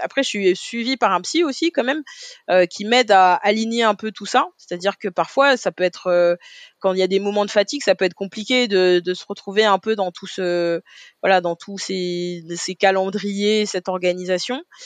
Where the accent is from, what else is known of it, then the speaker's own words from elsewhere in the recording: Paris, Île-de-France, France; je suis parisienne, moi j'ai grandi dans le 18e